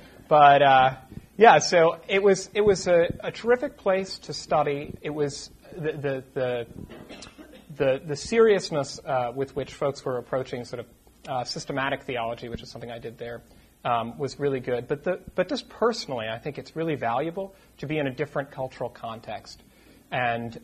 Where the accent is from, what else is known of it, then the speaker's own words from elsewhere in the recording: Boston, Massachusetts, United States; moved away as an adult; also born or lived in Poughkeepsie, New York; I am originally from the Boston area